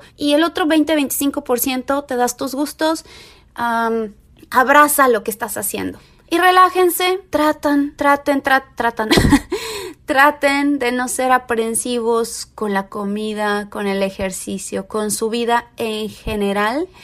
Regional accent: Tepeji del Río, Hidalgo, Mexico; moved away as an adult; now in Los Angeles, United States; me fui a Tepeji del Río, que es otra ciudad que está cerca de Querétaro, que es donde yo nací y crecí gran parte de mi vida

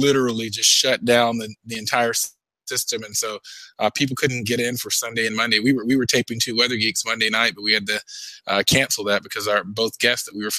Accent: Georgia, United States; here in Georgia

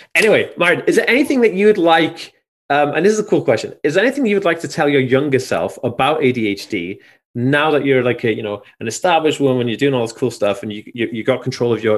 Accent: Anglesey, Wales, United Kingdom; I'm from Anglesey.

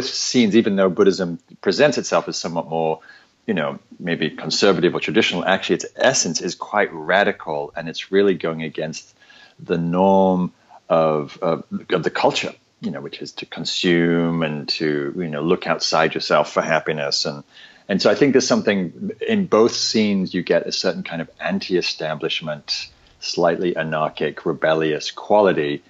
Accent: England, United Kingdom; now in California, United States; I'm from England. I'm an insight meditation teacher based in California now

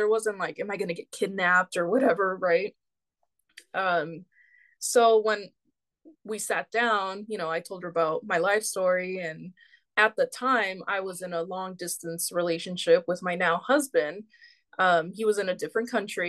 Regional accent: Bay Area, California, United States; We're from the Bay Area, California.

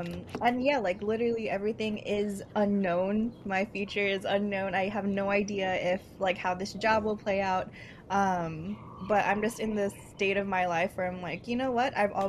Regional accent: Union City, California, United States; moved away as an adult; now in Hawaii, United States; Like Tachi said, I'm not from Hawaii. I'm actually from Union City, California, which after Daly City is pretty much like Filipino Central in California. So I actually came out to Hawaii for school

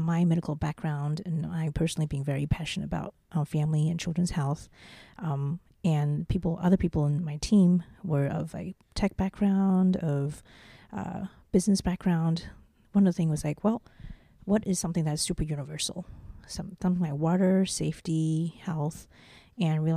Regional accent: New Zealand; also born or lived in Taiwan / Beijing, China / Boston, United States / Silicon Valley, United States; now in Taipei, Taiwan; I'm from Taiwan, but I grew up in New Zealand

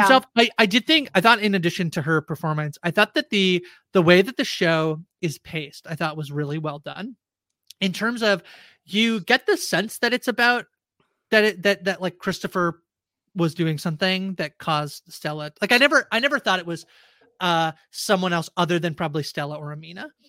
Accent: Canada; I'm Canadian

